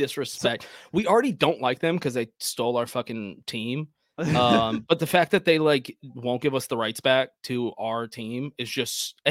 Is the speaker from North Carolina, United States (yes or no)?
yes; North Carolina, United States; I was born in North Carolina